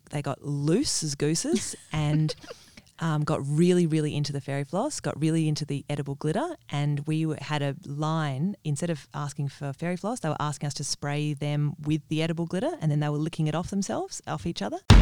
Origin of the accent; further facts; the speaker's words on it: Perth, Western Australia, Australia; moved away as an adult; also born or lived in Sydney; I am from Perth originally, and but I've spent the last fifteen years in Sydney